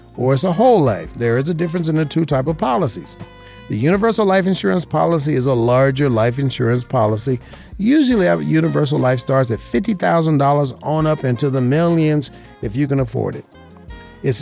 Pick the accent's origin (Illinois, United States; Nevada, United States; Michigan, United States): Nevada, United States; Las Vegas; This is my hometown. I was born and raised here